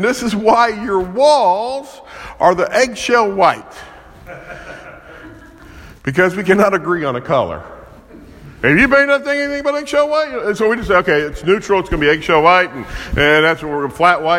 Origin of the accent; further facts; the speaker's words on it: Kansas City, Missouri, United States; I'm from Kansas City, right down the road from Arrowhead Stadium